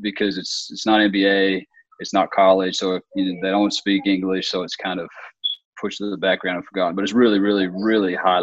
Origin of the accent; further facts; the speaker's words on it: Australia; moved away as an adult; now in United States; I'm originally from Australia, so I grew up in Australia and spent my whole childhood in Australia. I didn't come here until I was in college